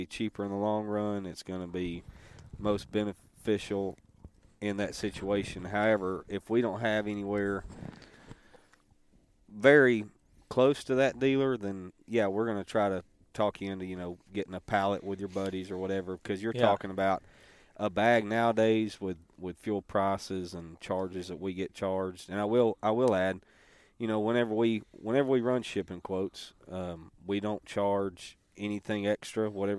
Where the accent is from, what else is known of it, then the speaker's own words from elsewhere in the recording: Stuttgart, Arkansas, United States; Hey, we're from Stuttgart, Central Arkansas.